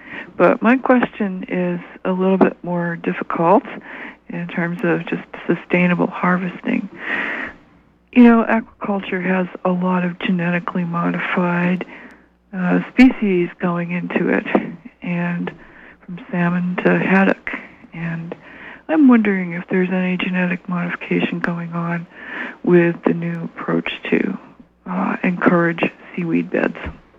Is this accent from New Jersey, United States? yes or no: no; Washington County, Maine, United States; now in Penobscot, United States; I'm calling from Penobscot. … I used to live in Washington County. I grew up there.